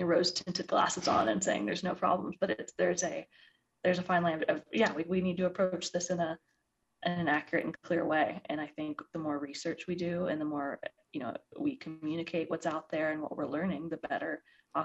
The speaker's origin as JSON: {"language": "English", "region": "Midwest", "country": "United States", "moved": "yes", "lives_now": "Colorado, United States", "said": "I think we're both from the Midwest originally."}